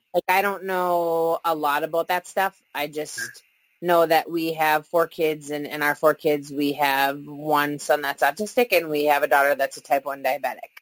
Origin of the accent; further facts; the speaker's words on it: Minnesota, United States; We've lived here our whole lives